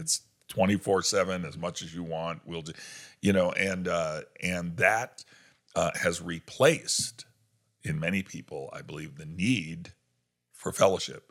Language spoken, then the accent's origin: English; New York, United States; moved away; I grew up in New York